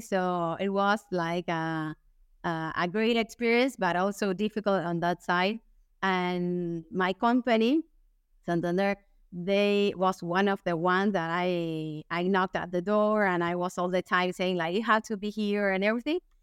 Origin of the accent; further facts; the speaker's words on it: Buenos Aires, Argentina; English is a second language; I'm from Argentina, from Buenos Aires. I, I live here.